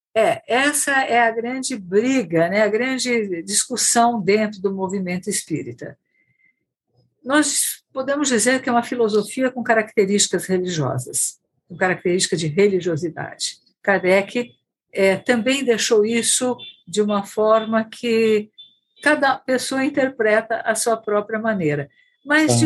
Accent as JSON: {"language": "Portuguese", "town": "Bauru", "region": "São Paulo", "country": "Brazil", "tie": "born or raised there", "said": "eu não sou de São Paulo, né, da cidade de São Paulo, mas sim do interior, de uma cidade Bauru"}